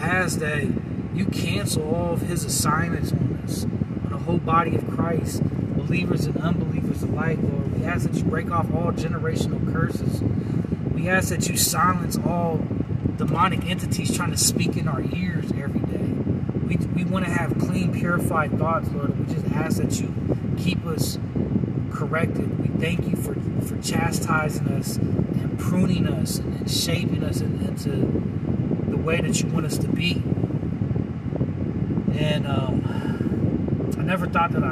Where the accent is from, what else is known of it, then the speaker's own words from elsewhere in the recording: United States; I'm an American